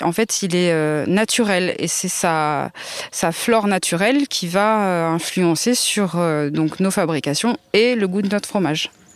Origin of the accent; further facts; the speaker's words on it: Indre, Brenne, Centre region, Centre-Val de Loire, France; je suis originaire de la région centre, hein, de l'Indre et de la Brenne plus précisément. Et euh, donc j'ai grandi dans la ferme de mes grands-parents